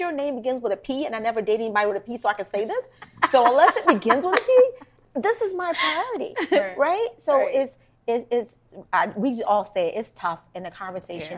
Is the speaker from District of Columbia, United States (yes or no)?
yes; Washington, District of Columbia, United States; I'm from Washington, DC